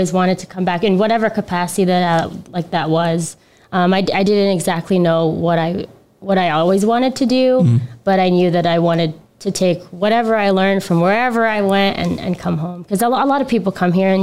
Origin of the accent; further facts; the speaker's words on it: Las Vegas, Nevada, United States; also born or lived in Los Angeles / New York; I grew up here in Las Vegas.